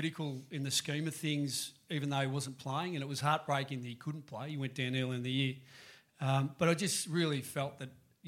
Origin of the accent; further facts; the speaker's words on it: Melbourne, Victoria, Australia; also born or lived in Parkdale; I grew up in East Bentley and I was in Melbourne's own.